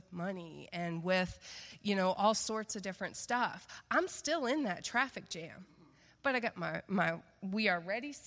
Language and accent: English; the South, United States; moved away; I'm from the South